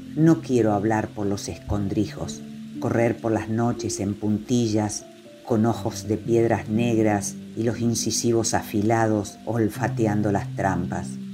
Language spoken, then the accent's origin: Spanish; Chaco, Argentina; moved away; also born or lived in shores of the Paraná; nacida y criada en el Chaco y habito las orillas del Paraná.